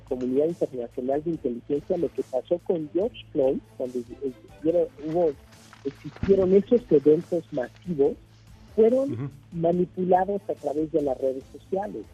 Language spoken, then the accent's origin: Spanish; Mexico; en México